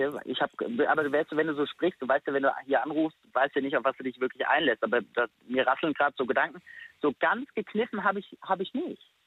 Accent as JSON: {"language": "German", "town": "Friedberg", "region": "Hesse", "country": "Germany", "tie": "born or raised there", "also_born_or_lived": "Stuttgart", "said": "ich bin in Friedberg geboren relativ nah bei Frankfurt, bin dort auch aufgewachsen."}